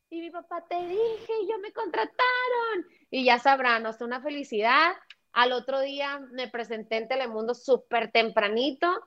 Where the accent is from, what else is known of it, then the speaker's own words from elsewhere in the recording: United States; born there; Una de las cosas que me ayudó es que yo soy, yo nací en Estados Unidos.